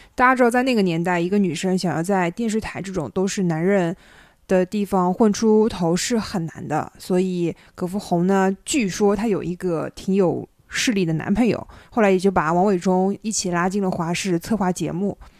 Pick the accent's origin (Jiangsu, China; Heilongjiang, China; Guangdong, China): Jiangsu, China; 我是江苏人